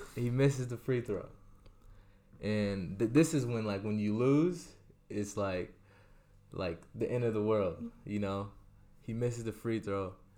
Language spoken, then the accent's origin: English; Orlando, Florida, United States; also born or lived in San Antonio, Texas / Barcelona; I lived there for nine years and then I moved to Orlando, Florida.